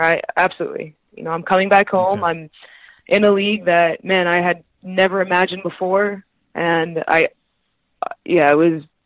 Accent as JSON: {"language": "English", "country": "Canada", "also_born_or_lived": "Pittsburgh, United States / Italy", "said": "I was Canadian"}